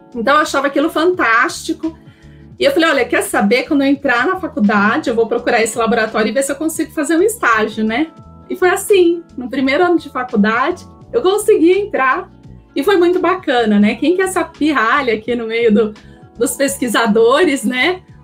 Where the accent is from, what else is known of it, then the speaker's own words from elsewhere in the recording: Campinas, São Paulo, Brazil; eu sou de Campinas